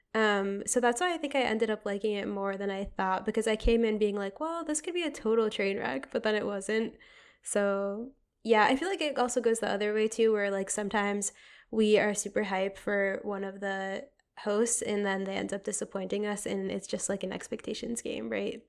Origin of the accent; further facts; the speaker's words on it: Connecticut, United States; moved away; also born or lived in Boston; I'm from Connecticut, regrettably